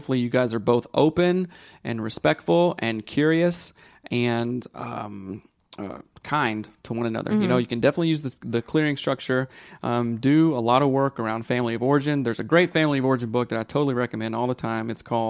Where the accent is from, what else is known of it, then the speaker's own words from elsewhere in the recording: Midwest, United States; I'm from the Midwest and my husband is from India.